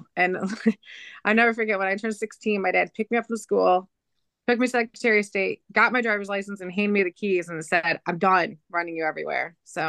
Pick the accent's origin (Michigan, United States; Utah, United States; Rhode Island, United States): Michigan, United States; now in Lansing, United States; I'm originally from over by between Flint and Saginaw, Michigan. But I live now south of Lansing for work.